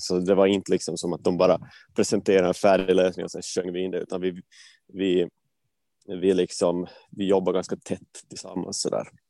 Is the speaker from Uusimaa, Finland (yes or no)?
no; Vaasa, Ostrobothnia, Finland; moved away as an adult; also born or lived in Gothenburg, Sweden / Stockholm, Sweden; now in Sweden; alltså är född eh, i, Vasa och flyttade till Sverige för ja, men, dryga tio år sedan, tolv år sedan nästan nu